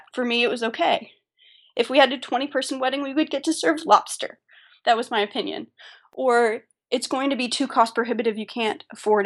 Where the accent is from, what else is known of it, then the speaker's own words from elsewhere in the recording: Atlanta, Georgia, United States; our hometown, we're both from Atlanta